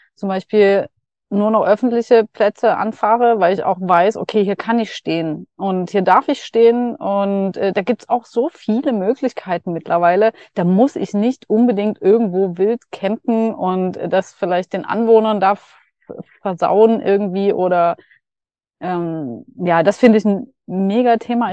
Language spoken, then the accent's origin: German; Dresden, Saxony, Germany; moved away; auf dem Weg nach Dresden wieder, ja. meine Heimat